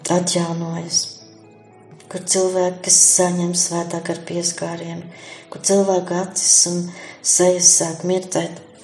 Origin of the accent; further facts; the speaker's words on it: Sigulda Municipality, Latvia; now in Jaunaglona, Latvia; esmu no Siguldas novada Alušu pagasta